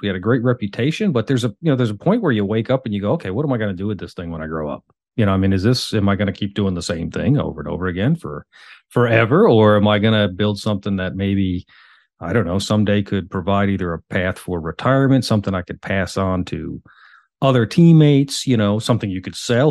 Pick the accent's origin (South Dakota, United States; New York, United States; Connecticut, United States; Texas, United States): New York, United States; the Hamptons; moved away as an adult; now in Charlotte, United States; I was born and raised in the Hamptons